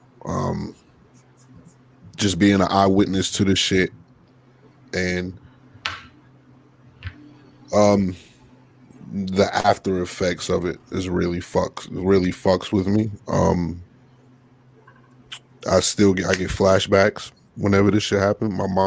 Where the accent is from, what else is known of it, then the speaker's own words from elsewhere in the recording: New York City, New York, United States; I am a New Yorker